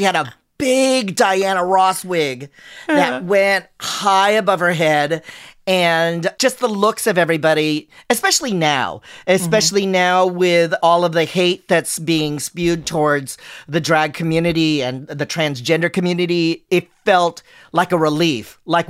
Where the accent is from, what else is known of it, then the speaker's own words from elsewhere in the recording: Philippines; we took a Filipino selfie all together because we're all Filipino.